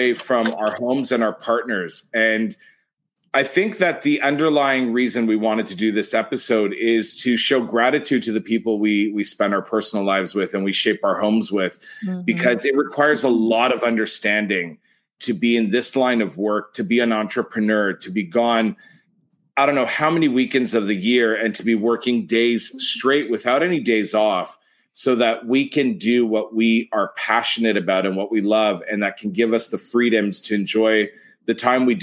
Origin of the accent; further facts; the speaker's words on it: Canada; being Canadian